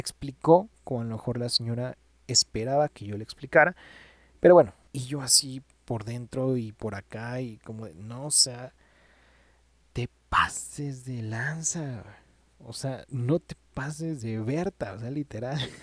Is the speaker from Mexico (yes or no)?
yes; Mexico; somos buenos mexicanos